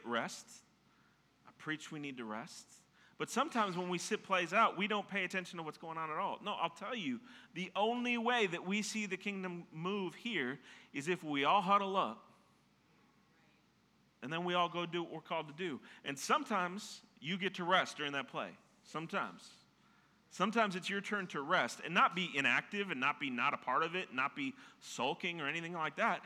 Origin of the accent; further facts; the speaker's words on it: Minnesota, United States; I'm from Minnesota